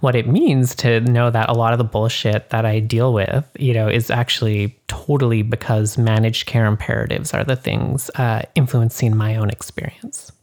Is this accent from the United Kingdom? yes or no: no; Canada; now in United States; I am more Canadian than others